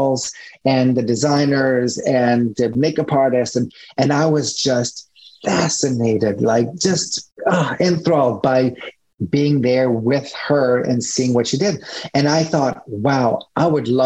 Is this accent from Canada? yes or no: yes; Montreal, Quebec, Canada; first language French; English is a second language; moved away as an adult; also born or lived in Toronto / New York City; I'm Canadian. So I was based at the time in Montreal. Then I moved to Toronto. For, you know, because English is not my first language, you know, my accent here and there, French is my first language